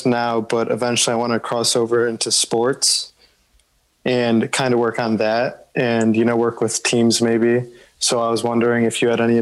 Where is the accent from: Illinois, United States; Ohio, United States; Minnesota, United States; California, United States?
Illinois, United States; Chicago; I'm from the Chicagoland area, and I'm 20 years old